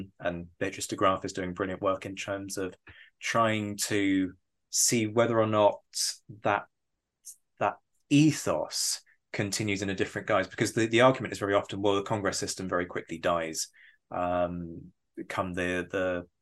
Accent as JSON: {"language": "English", "country": "United Kingdom", "said": "I say this as a Brit"}